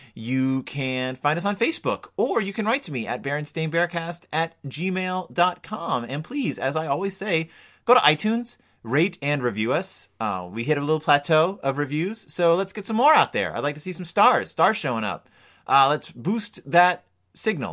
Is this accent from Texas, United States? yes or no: yes; Spring, Texas, United States; in Spring, Texas, where I grew up